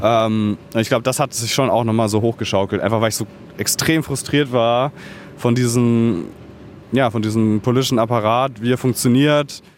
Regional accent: Bavaria, Germany; now in Berlin, Germany; ich bin auch in Bayern aufgewachsen

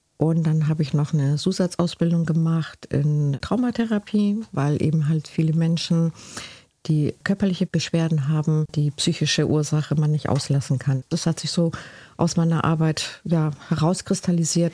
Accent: Cuxhaven, Lower Saxony, Germany; German is a second language; also born or lived in Spain / Galicia, Spain / Bremerhaven, Germany; now in Ringstedt, Germany; ich bin ja hier geboren in Cuxhaven lebe seit 30 Jahren in Bremerhaven

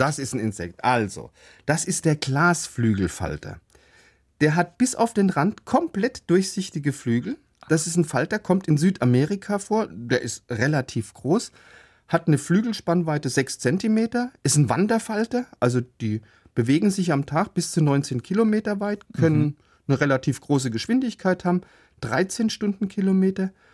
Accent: Karlsruhe, Baden-Württemberg, Germany; aus meiner Heimatstadt, aus Karlsruhe

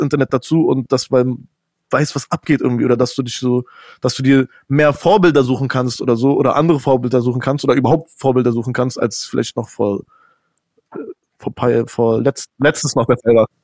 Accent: Berlin, Germany; wir sind jetzt alle in Deutschland aufgewachsen

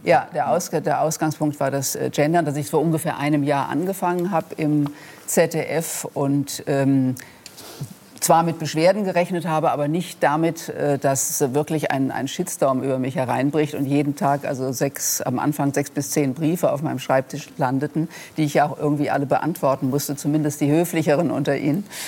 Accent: Rhenish Hesse, Rhineland-Palatinate, Germany; accent: Rhenish Hessian; meinem rheinhessischen Dialekt oder meiner rheinhessischen Herkunft

